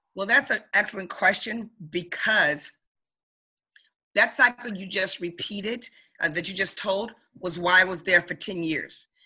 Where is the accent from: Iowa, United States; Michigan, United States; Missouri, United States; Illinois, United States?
Michigan, United States; Detroit; now in Baltimore, United States; I'm from Detroit, Michigan, originally born and raised